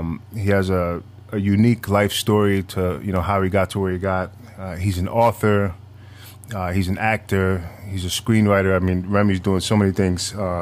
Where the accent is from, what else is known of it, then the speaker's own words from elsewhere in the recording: Manhattan, New York, United States; I'm not from the Bronx. I'm from Manhattan, but I live on the very tip of northern Manhattan, so the Bronx is right next to me.